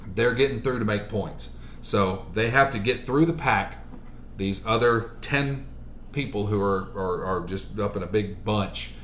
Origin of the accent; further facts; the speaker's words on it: Columbus, Mississippi, United States; also born or lived in Maryland; I was born in Maryland, but I, did, I was raised here in Columbus, yeah. Mississippi. I was raised in the South.